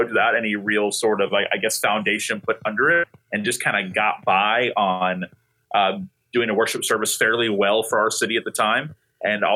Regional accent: Tallahassee, Florida, United States; I grew up in Tallahassee

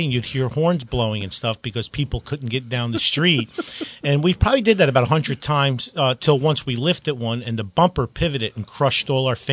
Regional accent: Newark, New Jersey, United States; also born or lived in Belleville, New Jersey; I grew up in Newark and in Belleville

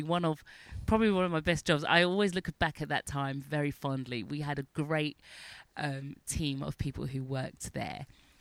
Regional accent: London, United Kingdom; moved away as an adult; We're from North London.

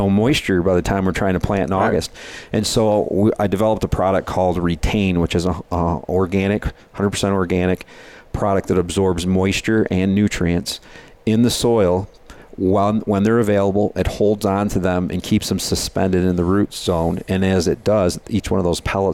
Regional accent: Michigan, United States; we're from Michigan, we call it the dirty sand capital of the world. There in Michigan

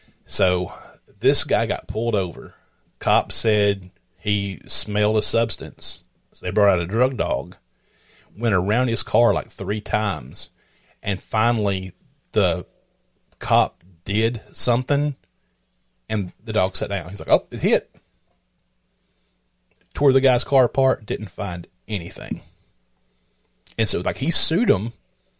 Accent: the South, United States; I'm from the States. He goes, well, where at? I said, the South

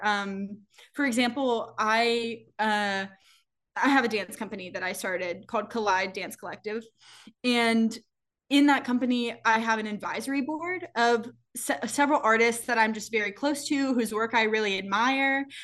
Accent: the South, United States; moved away; also born or lived in New York City; my growing up in the South

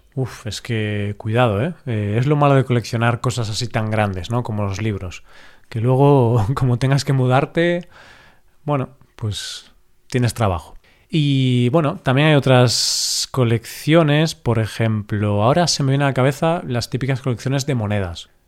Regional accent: Spain; siendo español

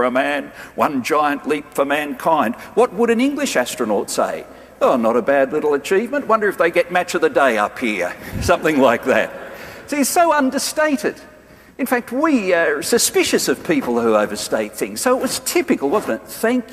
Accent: Australia

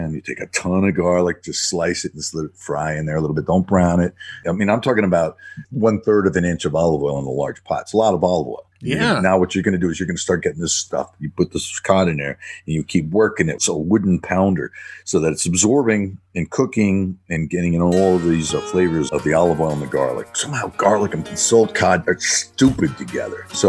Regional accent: Northeast, United States; moved away; I grew up in the Northeast

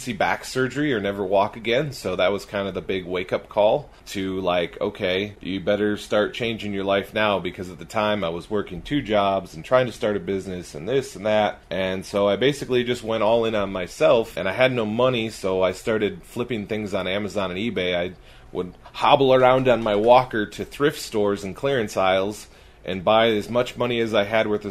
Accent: California, United States; also born or lived in Wisconsin; now in Utah, United States; I grew up in California.

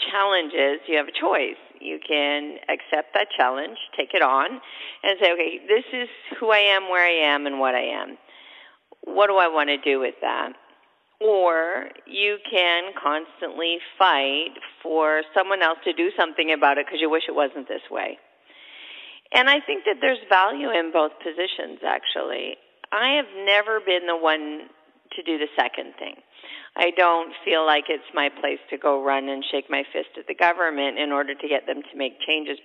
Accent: Canada; now in United States; I'm originally Canadian. We already had Thanksgiving up there

